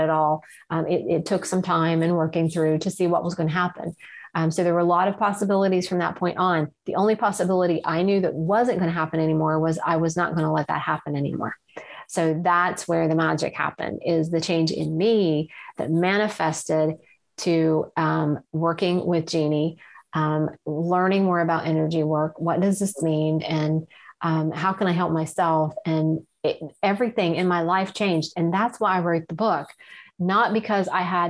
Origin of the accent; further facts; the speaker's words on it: Ohio side of the Ohio River, United States; I grew up on the Ohio side of the Ohio River